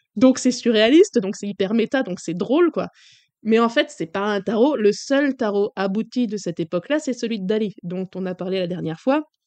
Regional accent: France; Chez nous en France

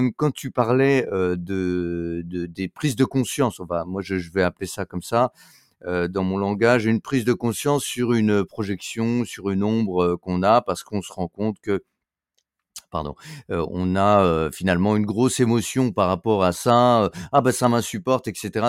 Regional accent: France

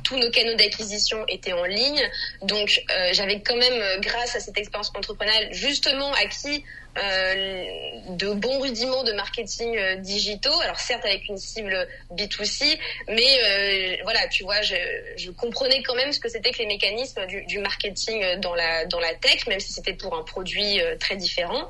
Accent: France; je suis française

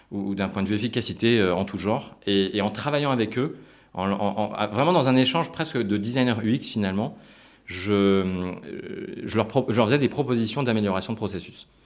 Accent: Japan; also born or lived in United States; Moi, j'ai grandi beaucoup à l'étranger. Je suis né aux États-Unis, j'ai grandi au Japon aussi, et je voulais aussi retrouver un côté international.

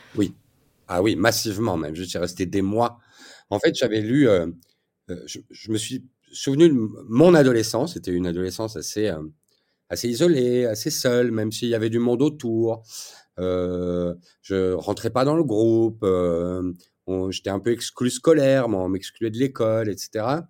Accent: Belgium; je suis belge

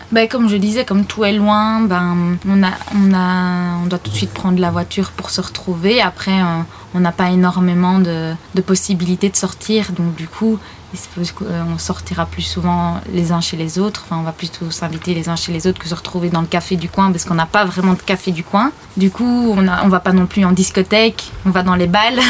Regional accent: Ardennes, Wallonia, Belgium; accent: Ardennes; moved away as an adult; also born or lived in Brussels / Paris; je suis ardennaise ou le fait que je suis belge

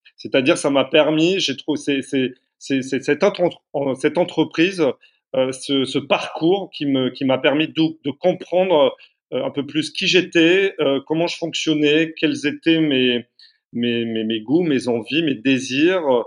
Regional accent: Carcassonne, Occitania, France; je suis né à Carcassonne

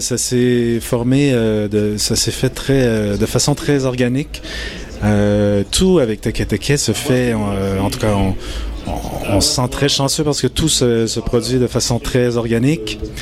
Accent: Japan; now in Montreal, Canada; je suis né au Japon d'une mère japonaise d'un père québécois

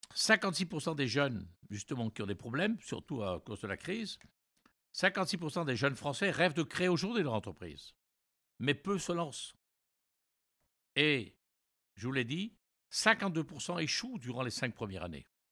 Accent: Brest, Brittany, France; also born or lived in New York, United States / Montreal, Canada; je suis retourné à Brest, hein, mon village natal

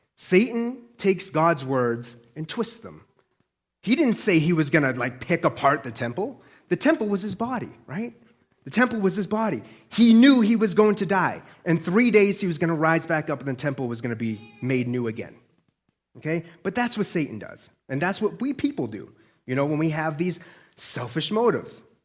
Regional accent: Boston, Massachusetts, United States; accent: Boston; I'm a Bostonian

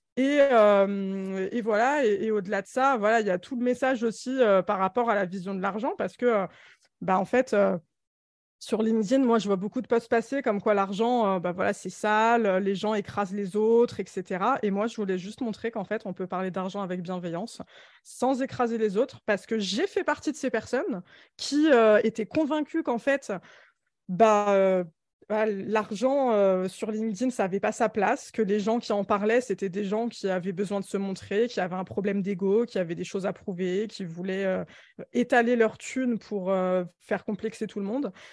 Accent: Alfortville, Île-de-France, France; je suis née à Alfortville dans le 94, dans un bloc de 18 étages, HLM, insalubre

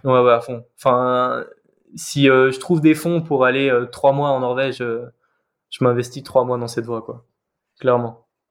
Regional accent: Geneva, Switzerland; moved away as an adult; now in Valais, Switzerland; la seule falaise de Genève, là où j'ai grandi

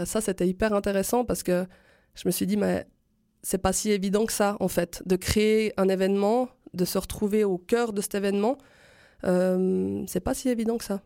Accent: Switzerland; chez nous en Suisse

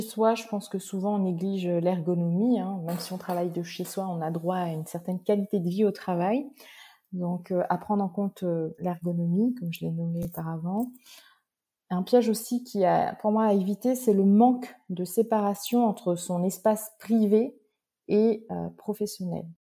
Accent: Réunion; je suis réunionnaise j'habite sur une magnifique île qui est l'île de la Réunion.

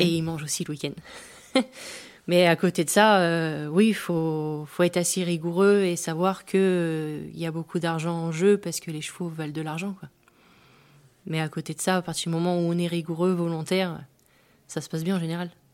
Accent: Pas-de-Calais, Hauts-de-France, France; now in Normandy, France; je suis originaire du Pas-de-Calais

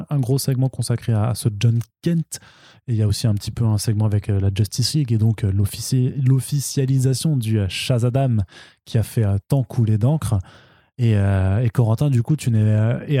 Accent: Italy; je suis italienne, j'ai le droit. Parce que quelque, quelque part, je viens du Sud aussi.

